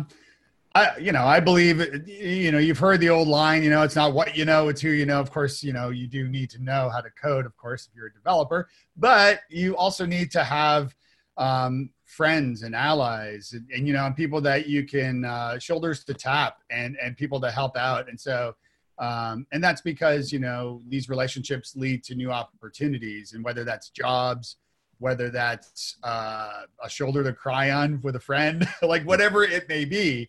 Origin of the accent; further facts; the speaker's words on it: Toronto, Ontario, Canada; moved away as an adult; now in Nashville, United States; I'm from Toronto originally. And when I moved to Nashville, I didn't know a soul aside from my wife